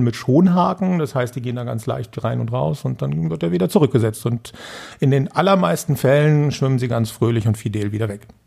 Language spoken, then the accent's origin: German; Putzbrunn, Bavaria, Germany; in Putzbrunn, da wo ich herkomme